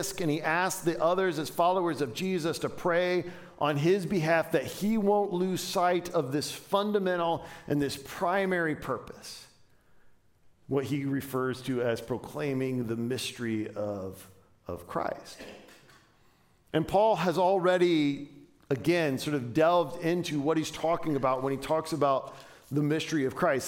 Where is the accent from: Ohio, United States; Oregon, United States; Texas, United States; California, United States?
Ohio, United States; Dayton; moved away; When I was a kid, I grew up in and around Dayton, Ohio.